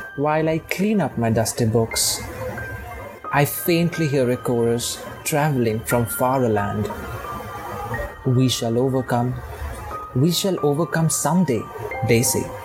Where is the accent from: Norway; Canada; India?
India; Assam; now in Mumbai, India; I am from Assam, but right now I live in Bombay